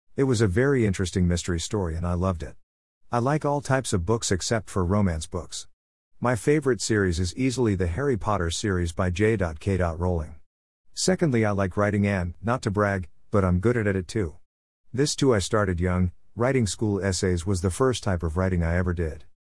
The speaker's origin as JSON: {"language": "English", "country": "Pakistan", "tie": "born or raised there", "moved": "yes", "lives_now": "Mozambique", "said": "I was born in Pakistan on the twenty-first of June two thousand seven."}